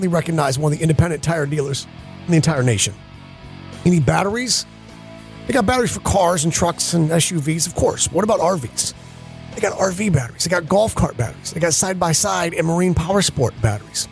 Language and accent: English; Geneva, New York, United States; moved away; my hometown in Geneva, New York, I sleep in the bedroom that was my bedroom as a kid.